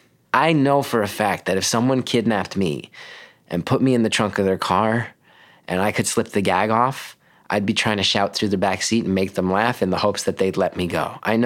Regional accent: West Orange, New Jersey, United States; Grew up in West Orange, New Jersey.

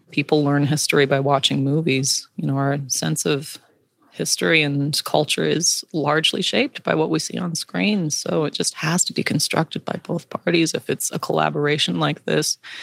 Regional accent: Blackfeet Nation, Montana, United States; I'm from the Blackfoot Nation

